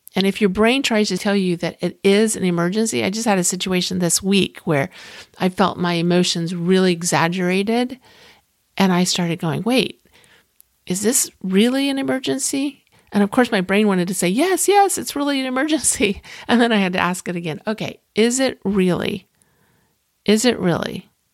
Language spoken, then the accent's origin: English; Clearwater, Florida, United States; I grew up in Clearwater, Florida